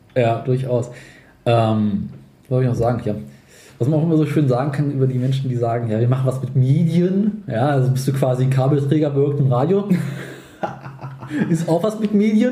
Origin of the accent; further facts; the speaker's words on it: Berlin, Germany; wir kommen halt aus Berlin